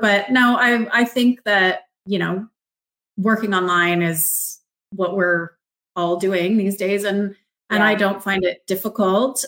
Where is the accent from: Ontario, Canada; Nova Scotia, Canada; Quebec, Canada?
Ontario, Canada; Markham; moved away; I grew up in Markham, which is a suburb of Toronto